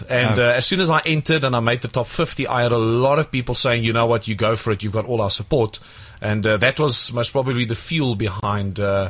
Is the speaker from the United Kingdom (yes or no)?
no; Pretoria, Gauteng, South Africa; also born or lived in Akerhof; I come from Pretoria, grew up there, born and bred.